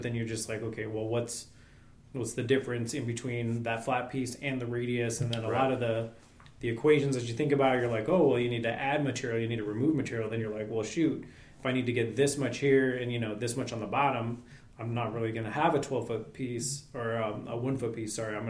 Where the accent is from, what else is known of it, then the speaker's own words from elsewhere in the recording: Lodi, California, United States; moved away; Yep, born and raised. Where at? Lodi, California. So it's about 30 miles south of Sacramento.